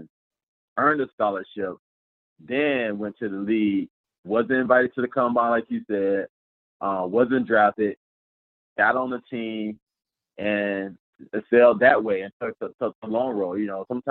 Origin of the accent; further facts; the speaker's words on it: Georgia, United States; moved away as an adult; growing up in Georgia